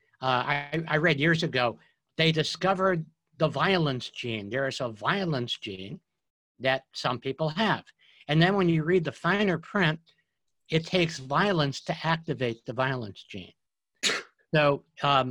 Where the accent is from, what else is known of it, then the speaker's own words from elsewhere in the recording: New York, United States; I grew up in New York